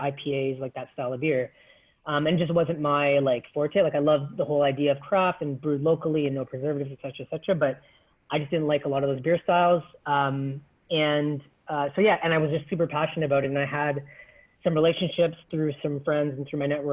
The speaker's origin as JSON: {"language": "English", "town": "Toronto", "region": "Ontario", "country": "Canada", "tie": "born or raised there", "said": "I grew up in Scarborough, being, you know, born and raised in Toronto, went to school here"}